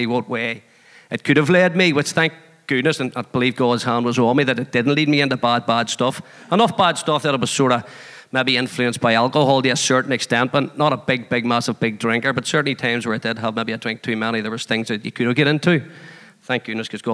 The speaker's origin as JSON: {"language": "English", "town": "Belfast", "region": "Northern Ireland", "country": "United Kingdom", "tie": "born or raised there", "also_born_or_lived": "Shankill, Belfast"}